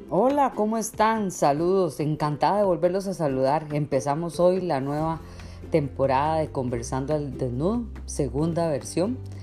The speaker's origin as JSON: {"language": "Spanish", "country": "Costa Rica", "said": "yo soy de Costa Rica"}